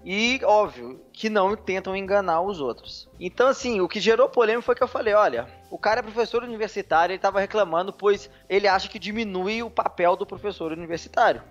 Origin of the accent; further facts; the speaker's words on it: Belo Horizonte, Minas Gerais, Brazil; eu sou mineiro, né? Eu sou de Belo Horizonte